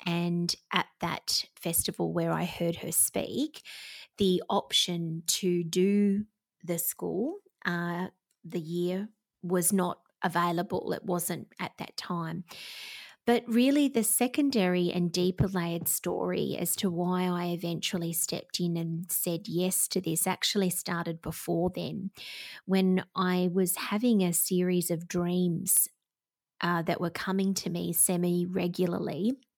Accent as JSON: {"language": "English", "region": "Victoria", "country": "Australia", "said": "Victoria, which is my home state here in Australia"}